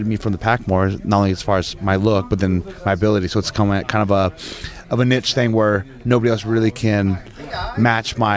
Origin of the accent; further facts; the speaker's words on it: Chico, California, United States; I'm from Northern California. I was raised in Chico, California